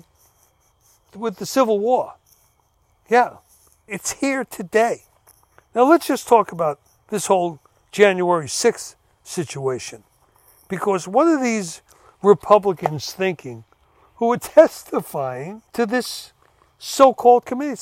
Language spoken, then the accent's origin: English; United States; I'm an American